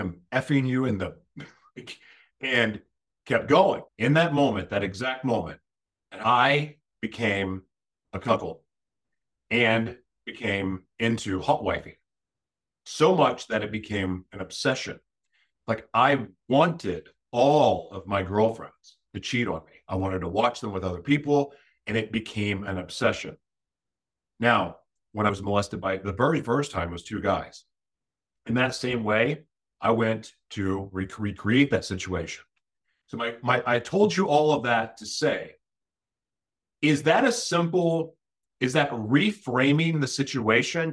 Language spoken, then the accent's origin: English; Oklahoma, United States; moved away; growing up in Oklahoma. And I moved away